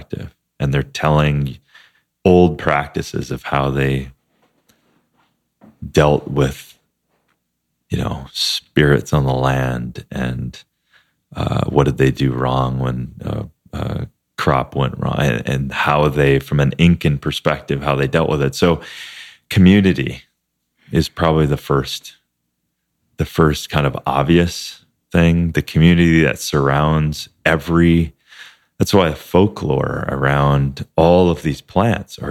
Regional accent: Midwest, United States; a family that we grew up with in Midwest

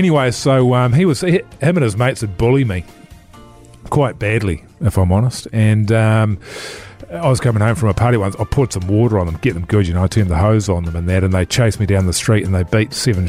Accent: New Zealand; Yeah, because of me, yeah, you know, being a New Zealander.

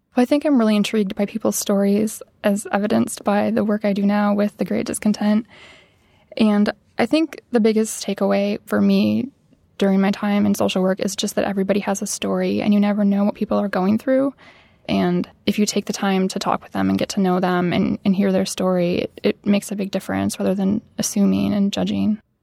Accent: Midwest, United States; growing up in the Midwest, I didn't have a lot of family or friends who I could look up to who worked creative type jobs

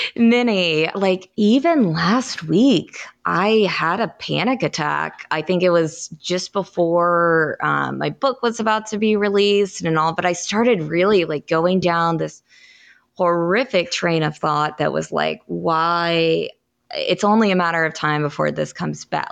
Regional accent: Kansas, United States; moved away as an adult; also born or lived in Missouri / Illinois; now in South Carolina, United States; I'm from Kansas. I worked in Missouri and Illinois before moving to South Carolina

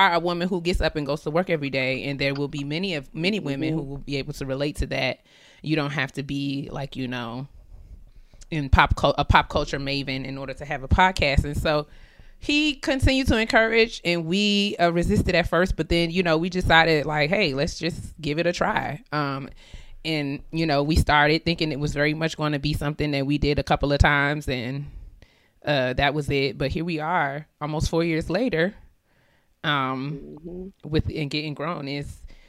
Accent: New York, United States; moved away as an adult; now in Maryland, United States; I'm originally from New York. So I was living in New York when Jade

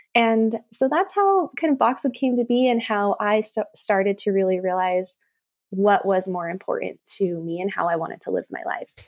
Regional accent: Reno, Nevada, United States; I grew up in Reno, Nevada, and I grew up actually kind of in the country, um, like, outside of town.

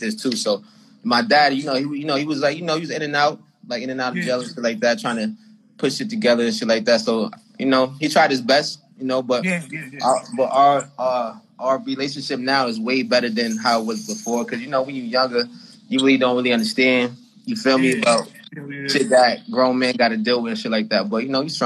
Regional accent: Boston, Massachusetts, United States; I'm from Boston, Mass

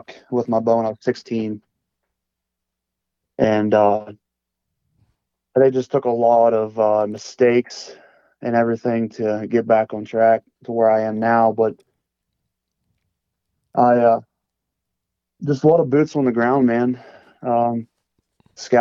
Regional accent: West Central Pennsylvania, United States; I'm 27 years old. I'm from West Central Pennsylvania

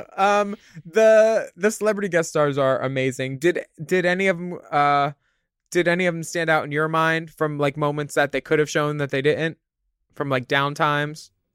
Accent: Philadelphia, Pennsylvania, United States; growing up in Philadelphia

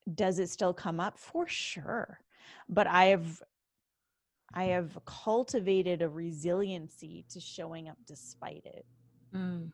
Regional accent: Canada; now in Los Angeles, United States; from Canada. I am Canadian

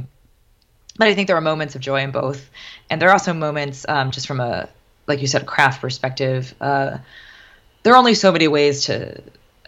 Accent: White Plains, New York, United States; now in New York City, United States; I grew up in White Plains and this is my backyard.

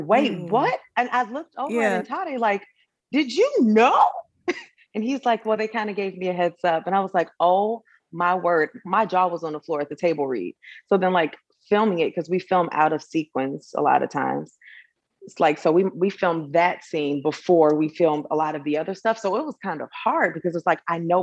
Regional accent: Chicago, Illinois, United States; I'm from Chicago, because I was born and raised

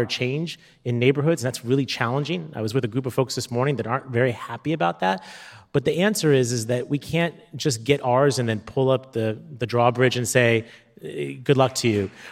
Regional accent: San Diego, California, United States; my hometown

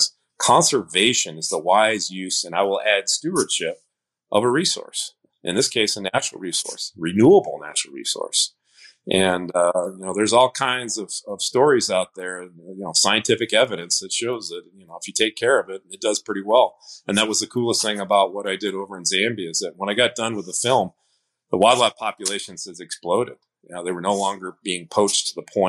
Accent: Michigan, United States; now in Whitefish, United States; where I grew up in Michigan

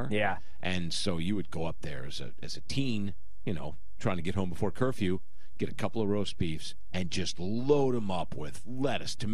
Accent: Philadelphia, Pennsylvania, United States; I grew up in Philly

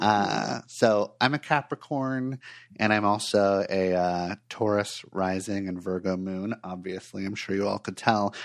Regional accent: Los Angeles, California, United States; moved away as an adult; also born or lived in Portland, Oregon; I grew up in Los Angeles, and then when I was twenty-four years old, I made a big change and moved to Portland, Oregon

